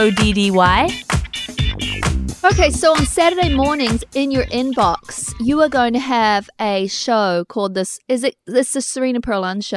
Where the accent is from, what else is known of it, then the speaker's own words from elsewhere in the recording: England, United Kingdom; Oh, okay, I'm English.